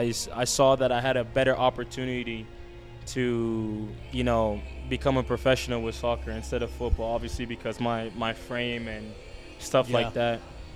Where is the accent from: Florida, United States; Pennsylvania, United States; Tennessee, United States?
Florida, United States; Fort Lauderdale; moved away as an adult; also born or lived in Mandeville, Jamaica; now in El Paso, United States; I was like 3 or 4 years old when I moved over here.